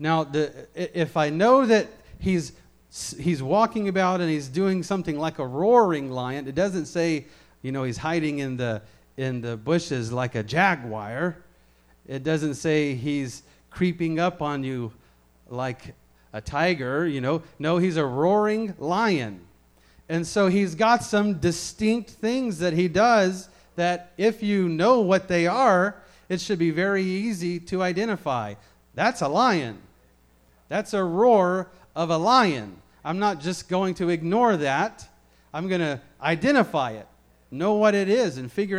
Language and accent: English; Memphis, Tennessee, United States; where I grew up in Memphis, we have a zoo